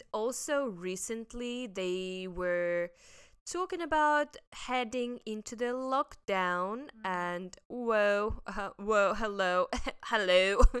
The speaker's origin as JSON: {"language": "English", "country": "Russia", "moved": "yes", "lives_now": "Hong Kong", "said": "I'm from Russia."}